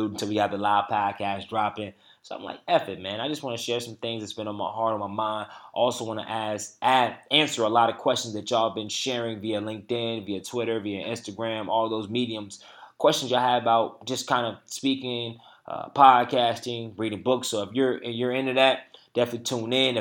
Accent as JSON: {"language": "English", "town": "Durham", "region": "North Carolina", "country": "United States", "tie": "born or raised there", "said": "We in my hometown, Bull City."}